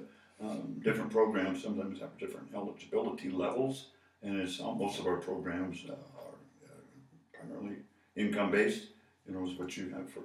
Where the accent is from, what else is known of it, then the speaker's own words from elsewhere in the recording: Boulder, Colorado, United States; moved away; I grew up in Boulder